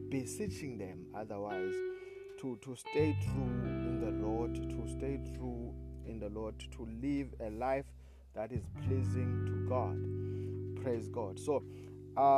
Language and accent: English; South Africa; I come from South Africa